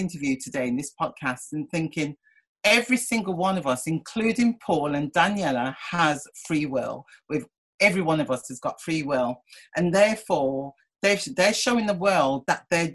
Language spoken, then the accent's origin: English; Oldbury, Black Country, West Midlands, United Kingdom; moved away as an adult; also born or lived in Birmingham; now in London, United Kingdom; I was brought up in Albury in the Black Country.